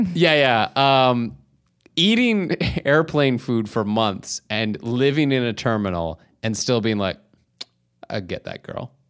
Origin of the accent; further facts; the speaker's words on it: Canada; as a Canadian